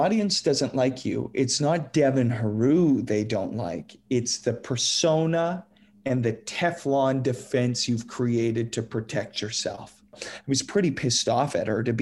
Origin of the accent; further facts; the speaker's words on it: Saskatoon, Saskatchewan, Canada; growing up in Saskatoon